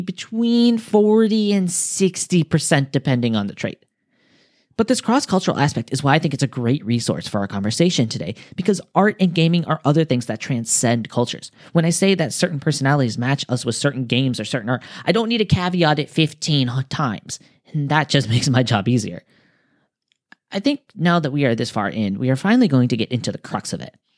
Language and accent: English; United States; now in Japan; I'm American